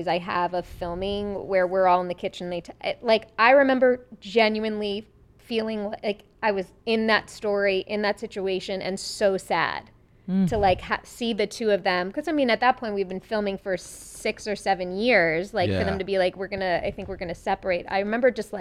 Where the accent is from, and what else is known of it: Long Island, New York, United States; born or raised there; accent: Long Island